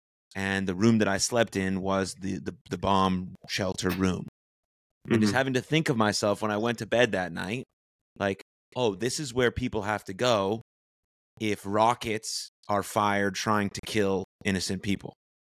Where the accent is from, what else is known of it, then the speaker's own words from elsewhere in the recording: United States; as American Jews